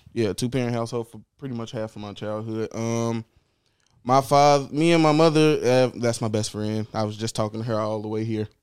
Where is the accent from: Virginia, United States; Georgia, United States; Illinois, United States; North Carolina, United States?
Illinois, United States; Chicago; born and raised in Chicago. West Side, only ever lived West Side, never lived outside of the West Side in Chicago